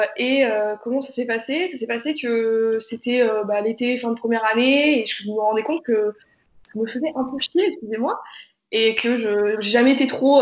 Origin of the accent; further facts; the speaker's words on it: Ukraine; moved away; je suis née en Ukraine